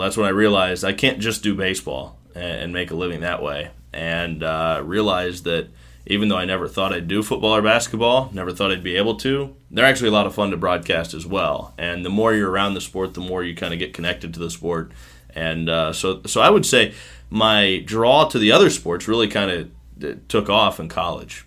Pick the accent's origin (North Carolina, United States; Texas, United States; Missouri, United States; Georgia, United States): Missouri, United States; Smithville; moved away as an adult; also born or lived in Kansas City, Missouri / Quad Cities / Myrtle Beach, South Carolina; now in Pensacola, United States; I grew up in a small town just north of Kansas City called Smithville